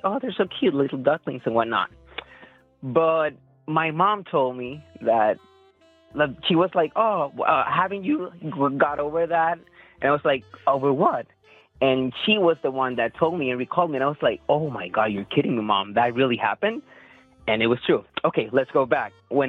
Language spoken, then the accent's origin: English; Puerto Rico; I'm here. I'm born and raised here.